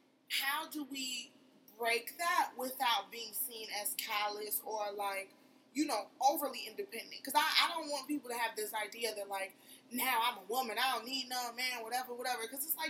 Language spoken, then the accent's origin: English; United States; especially for me as, like, the American-raised Nigerian girl